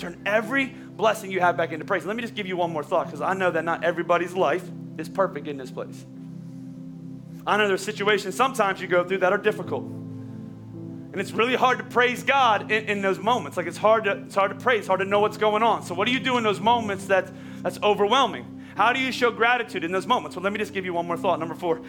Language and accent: English; Pennsylvania, United States; I'm from Oklahoma or she's from Oklahoma, I'm from Pennsylvania, and he crossed our paths